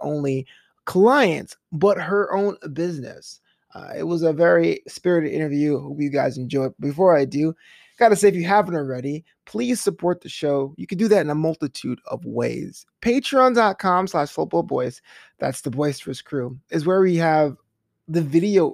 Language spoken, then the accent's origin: English; New York, United States; now in Culver City, United States; I'm from New York